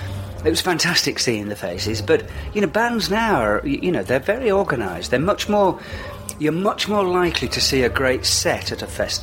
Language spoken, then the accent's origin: English; Hull, Yorkshire and the Humber, United Kingdom; I grew up in Hull